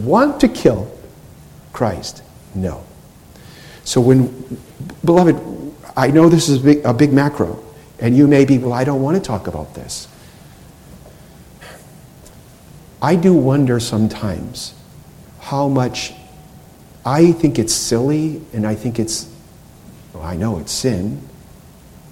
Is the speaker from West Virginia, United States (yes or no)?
no; Boston, Massachusetts, United States; where I'm from in Boston